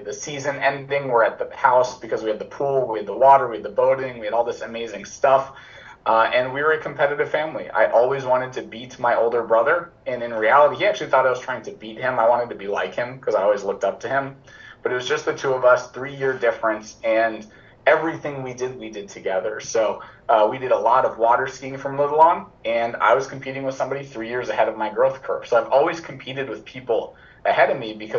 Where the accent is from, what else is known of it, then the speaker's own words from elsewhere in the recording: Melbourne Beach, Florida, United States; born and raised in Florida to a tremendous family